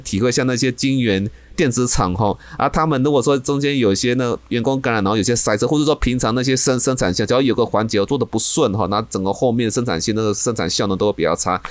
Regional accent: Taiwan; 我们台湾人民

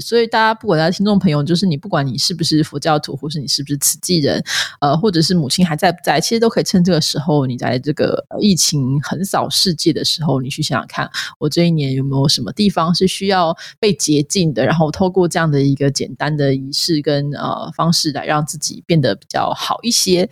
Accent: Changhua County, Taiwan; 我们彰化人都会喝地谷露

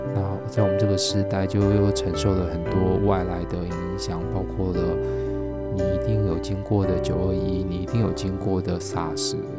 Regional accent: Taiwan; moved away; 我们台湾人

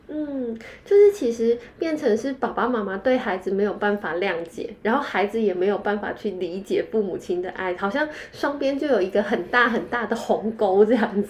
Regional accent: Taiwan; 我们台湾人

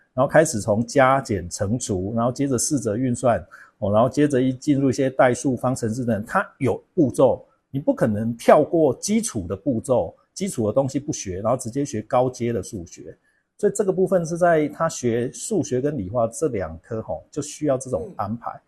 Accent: Kaohsiung, Taiwan; 高雄南，南部的小孩

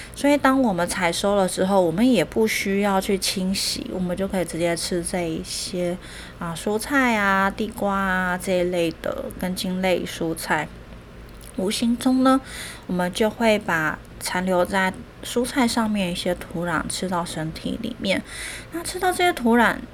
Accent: Taiwan; 我们台湾也是这样哦。

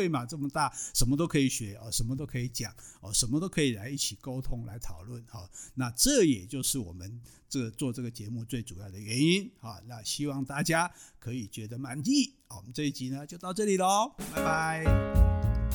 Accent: Taiwan; 我们台湾人

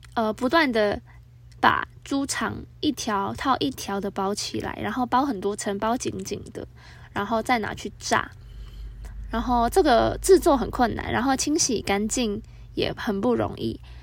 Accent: Hong Kong; now in Taiwan; 我自己觉得是作为香港人可以接受的味道。

